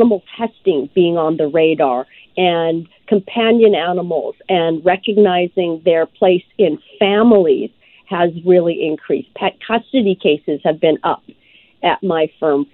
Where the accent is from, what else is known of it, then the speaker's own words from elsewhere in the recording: Tanzania; moved away; I was born in Africa. And so, you know, before I was born, we had animals in our home, and I was born not too far from the Serengeti.